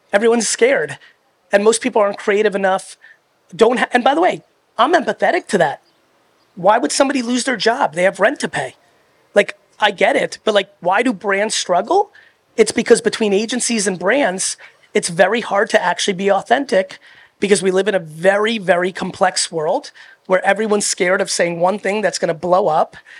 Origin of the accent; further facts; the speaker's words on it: United States; also born or lived in Soviet Union; I was born in the Soviet Union, and then I came to America when I was three